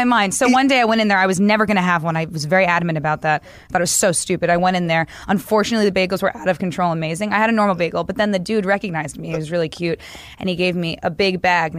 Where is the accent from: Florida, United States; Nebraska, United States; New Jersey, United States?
New Jersey, United States; also born or lived in Williamsburg, New York; I'm like a New Yorker. I'm from New Jersey